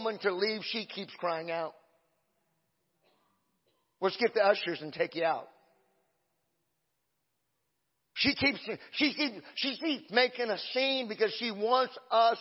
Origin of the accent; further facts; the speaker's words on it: Exeter, California, United States; I'm a hillbilly from Exeter